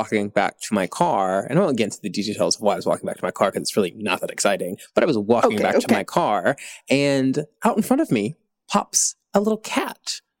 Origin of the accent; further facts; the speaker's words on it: Tennessee, United States; now in Los Angeles, United States; I grew up in Tennessee